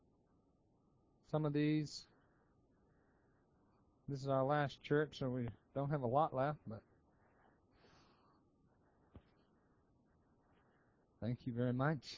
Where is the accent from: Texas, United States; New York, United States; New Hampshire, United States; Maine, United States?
Maine, United States; moved away; I'm from Maine